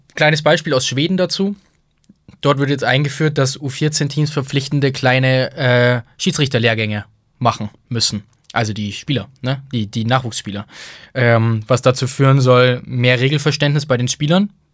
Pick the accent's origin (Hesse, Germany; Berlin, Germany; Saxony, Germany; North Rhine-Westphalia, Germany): North Rhine-Westphalia, Germany; Bonn; ich bin in Bonn geboren, ne? das war damals noch Hauptstadt